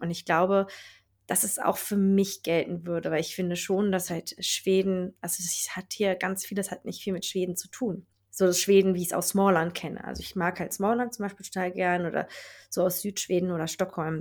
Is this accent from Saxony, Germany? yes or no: no; Berlin, Germany; moved away as an adult; now in Lapland, Sweden; ich komme halt aus, äh, aus Berlin und da bin ich ja immer viele Menschen um mich herum gewohnt gewesen